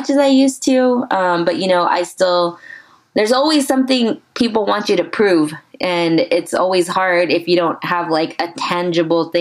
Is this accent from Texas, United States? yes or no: yes; San Antonio, Texas, United States; I'm born and raised San Antonian